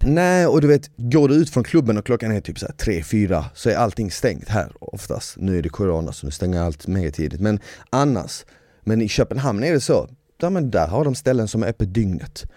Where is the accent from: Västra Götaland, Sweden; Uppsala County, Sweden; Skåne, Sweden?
Skåne, Sweden; Malmö; moved away; eftersom jag är uppvuxen i Malmö så har jag mer eller mindre under hela min barndom hört danska